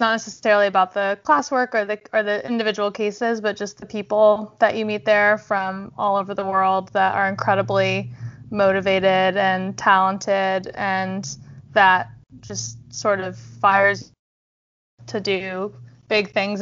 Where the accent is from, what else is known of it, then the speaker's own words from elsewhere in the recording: Bay Area, California, United States; I grew up in the Bay Area